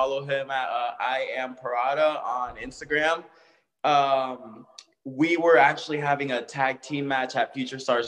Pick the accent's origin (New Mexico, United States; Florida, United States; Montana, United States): Florida, United States; South; I'm from, you know, South Florida, you know, Broward, Miami-Dade.